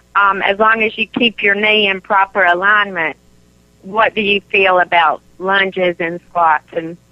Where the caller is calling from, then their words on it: South Carolina, United States; I'm calling from South Carolina.